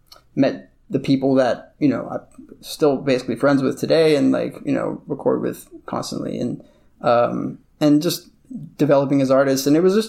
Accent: Beverly Hills, California, United States; I used to hate LA because I grew up in Beverly Hills, which is like the most stupid place for a kid, yeah, to grow up.

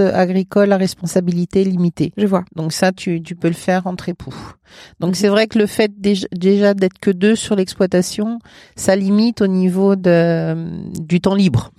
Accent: Paris, Île-de-France, France; also born or lived in Val-de-Marne; now in Mayenne, France; Moi, je suis parisienne. Je suis de à côté de la Bourse

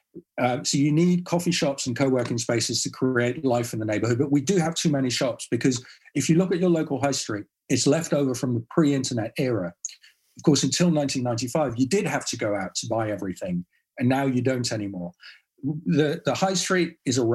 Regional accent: Netherlands; I grew up in the Netherlands with autonomy because I could get on my bike

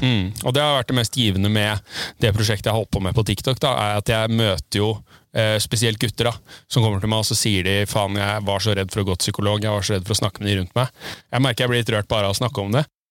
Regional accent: Tjøme, Vestfold, Norway; jeg er oppvokst på Tjøme, på andre sida av fjorden her

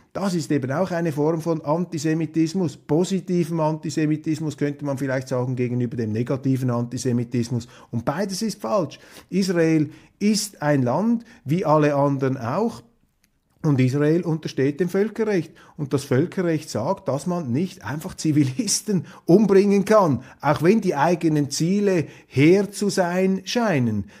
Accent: Switzerland; als Schweizer

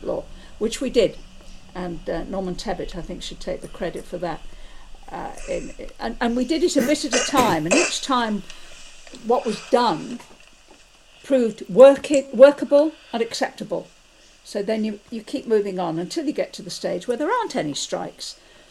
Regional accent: Liverpool, North West England, United Kingdom; you're into some really very nice suburbs, which is really where I grew up

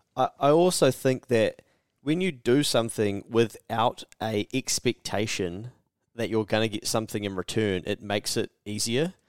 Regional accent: New Zealand; I'm from New Zealand

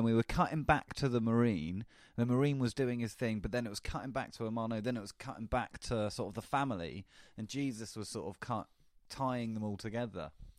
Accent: England, United Kingdom; I'm such an English guy.

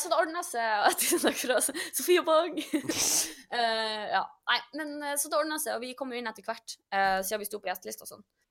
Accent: Norway; vi er nordmenn

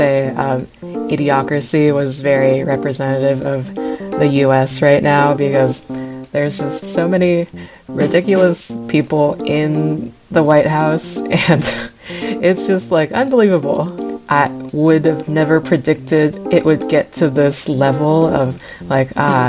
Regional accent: California, United States; moved away; I'm from California

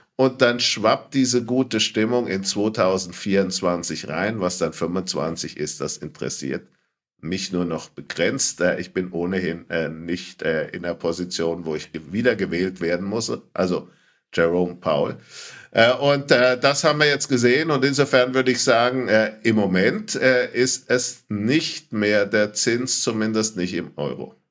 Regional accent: Franconia, Bavaria, Germany; als äh, Franke

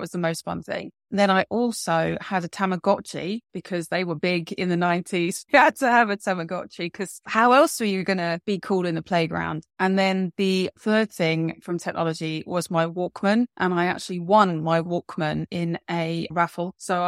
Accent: London, United Kingdom; I actually grew up in London and I still live in London, but along the way, I've managed to live in other places, but London is definitely where my home and heart is.

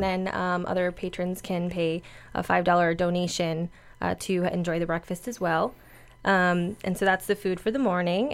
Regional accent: Boca Raton, Florida, United States; I'm a Boca native

